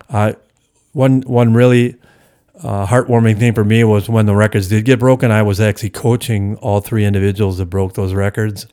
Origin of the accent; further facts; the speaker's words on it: Hales Corners, Wisconsin, United States; also born or lived in Milwaukee; it's the village I grew up in, you know, my hometown, so to speak.